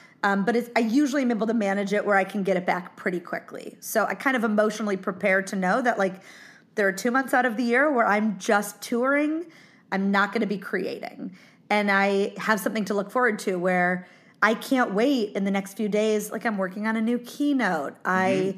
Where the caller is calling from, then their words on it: Ohio, United States; I'm in my mother's kitchen in Ohio.